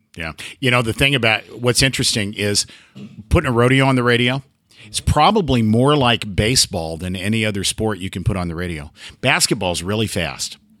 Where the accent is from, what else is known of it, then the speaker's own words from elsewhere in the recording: Oregon, United States; moved away as an adult; also born or lived in Pendleton, Oregon; now in Gainesville, United States; I was born and raised in Oregon, lived here the first 55 years of my life lived in Pendleton for 25 years.